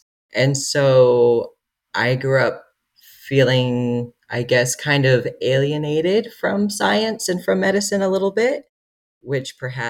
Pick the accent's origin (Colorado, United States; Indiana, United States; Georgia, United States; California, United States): Georgia, United States; moved away as an adult; now in Utah, United States; So I grew up in Georgia, actually, but my family is from the Midwest. Both my parents grew up on farms.